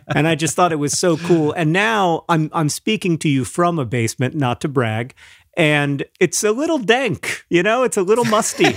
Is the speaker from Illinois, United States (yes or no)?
no; Florida, United States; born or raised there; moved away